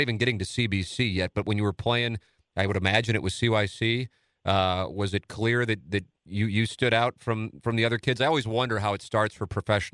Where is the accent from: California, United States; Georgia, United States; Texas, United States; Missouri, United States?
Missouri, United States; St. Louis; I'm a South City guy, St. Gabriel's